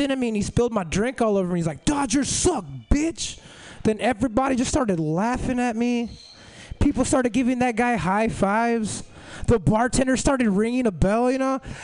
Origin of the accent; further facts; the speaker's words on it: Los Angeles, California, United States; Los Angeles, me too